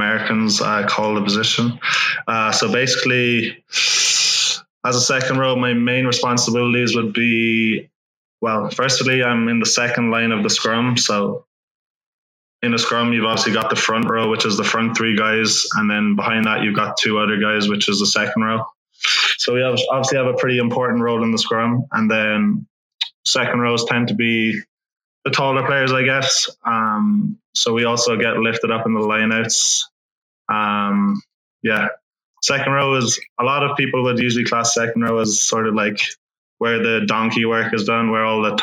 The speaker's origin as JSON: {"language": "English", "area": "County Cork", "region": "Munster", "country": "Ireland", "tie": "born or raised there", "also_born_or_lived": "Nottingham, England", "moved": "as an adult", "lives_now": "Austin, United States", "said": "moved to Ireland when I was 6 years of age. To County Cork"}